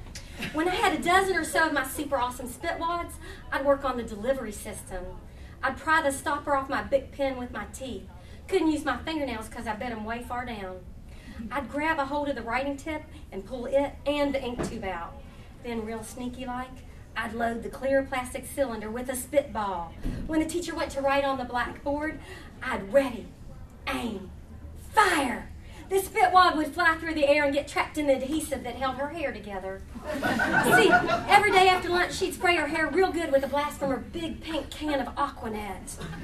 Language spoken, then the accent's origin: English; Huntington, West Virginia, United States; accent: southern; now in Morgantown, United States; I'm originally from Huntington, and I now live in Morgantown. I've lost most of my southern accent, but when I drive down 79 or have a cocktail, it comes back.